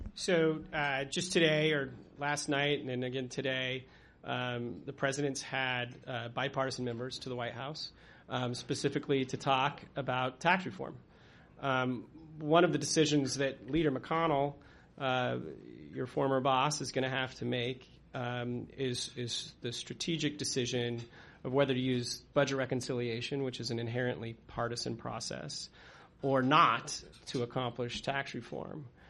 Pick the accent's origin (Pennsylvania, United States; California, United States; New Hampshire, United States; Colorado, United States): Colorado, United States; moved away as an adult; now in Washington, D.C., United States; I'm actually originally from Colorado